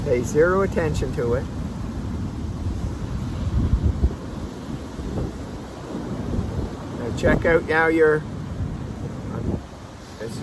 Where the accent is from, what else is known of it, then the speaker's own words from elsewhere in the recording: Prince Edward Island, Canada; moved away as an adult; also born or lived in Calgary, Canada; now in Mexico; I moved back from Calgary to Prince Edward Island, where I'm from.